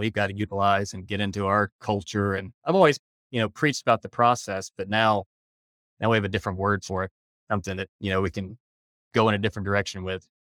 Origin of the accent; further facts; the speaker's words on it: Decatur, Alabama, United States; moved away as an adult; also born or lived in Charlotte, North Carolina; now in Jackson Hole, United States; Originally, I'm from Decatur, Alabama, another one of those southern transplants out here. Grew up there